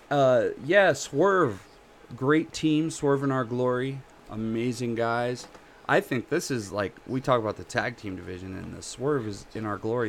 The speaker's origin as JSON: {"language": "English", "region": "Colorado", "country": "United States", "said": "I'm from Colorado"}